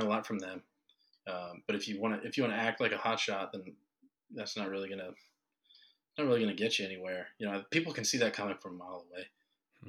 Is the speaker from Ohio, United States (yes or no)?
yes; Ohio, United States; now in North Carolina, United States; I'm from Ohio